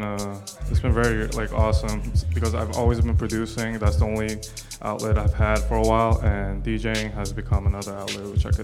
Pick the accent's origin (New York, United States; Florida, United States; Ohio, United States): New York, United States; New York City; also born or lived in Los Angeles; now in New Jersey, United States; I was born in LA, but I was raised in Queens.